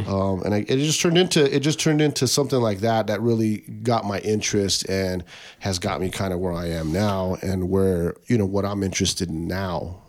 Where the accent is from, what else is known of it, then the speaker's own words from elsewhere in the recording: Tucson, Arizona, United States; growing up on the West Side, all my friends went to Maxwell, which was like a West Side school, um, but because of the districts and boundaries, I got bussed to Mansfield